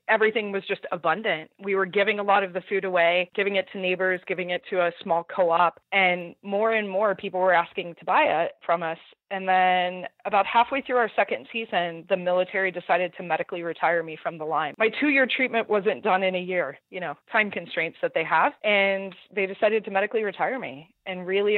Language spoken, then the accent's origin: English; Southern California, United States; moved away; We're both from Southern California, coastal, definitely small backyards, not a lot of space